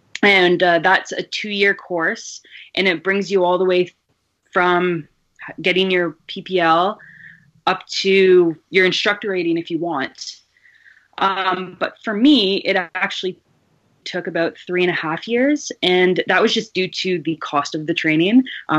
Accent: Kitchener, Ontario, Canada; I'm actually from Kitchener-Waterloo, so it's about a 45-minute drive west.

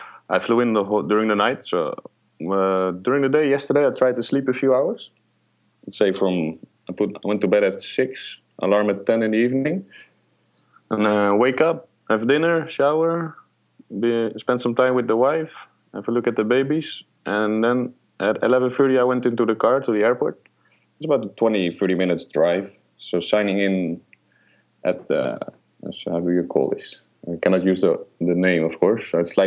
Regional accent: Netherlands; moved away as an adult; now in Middle East; I'm born and raised in the Netherlands

